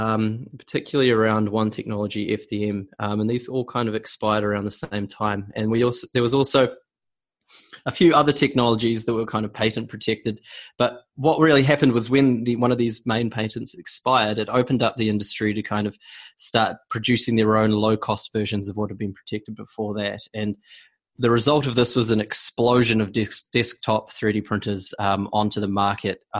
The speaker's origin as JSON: {"language": "English", "country": "New Zealand", "moved": "yes", "lives_now": "Amsterdam, Netherlands", "said": "I'm actually a New Zealander"}